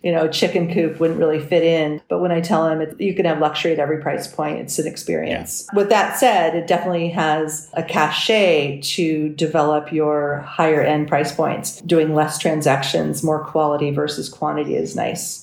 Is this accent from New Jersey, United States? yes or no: no; Los Angeles, California, United States; also born or lived in San Francisco; I grew up in Los Angeles. I was an LA girl